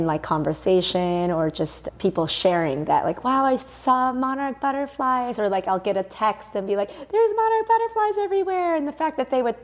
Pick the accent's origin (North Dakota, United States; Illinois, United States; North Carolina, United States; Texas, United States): Illinois, United States; Mount Prospect; I grew up outside of Chicago in a suburb called Mount Prospect.